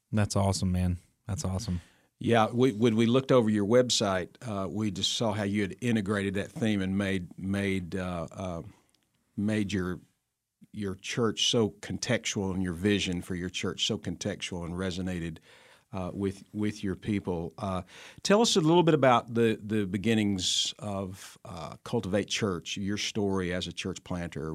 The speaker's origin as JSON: {"language": "English", "region": "New Jersey", "country": "United States", "tie": "born or raised there", "said": "the uh, county I was born in in New Jersey"}